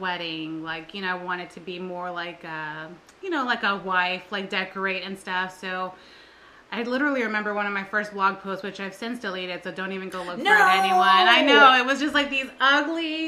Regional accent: San Antonio, Texas, United States; also born or lived in Beeville, Texas; I'm from San Antonio, but we were living in Beeville when we got married

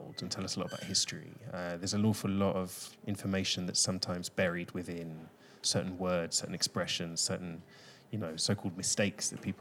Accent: London, United Kingdom; first language English; moved away as an adult; also born or lived in Greece; now in Barcelona, Spain; a kind of kid growing up in London

